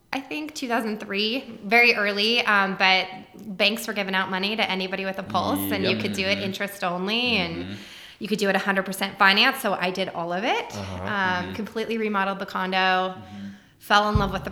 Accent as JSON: {"language": "English", "town": "San Diego", "region": "California", "country": "United States", "tie": "born or raised there", "also_born_or_lived": "San Luis Obispo / Berkeley", "said": "Originally San Diego. So I grew up in San Diego and then lived all over California"}